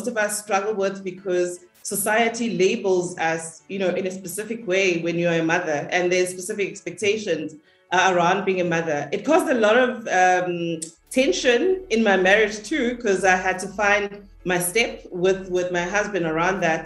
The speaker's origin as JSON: {"language": "English", "town": "Durban", "region": "KwaZulu-Natal", "country": "South Africa", "tie": "born or raised there", "also_born_or_lived": "Johannesburg", "moved": "as an adult", "said": "I grew up in Lamontville, a township, a small township in Durban"}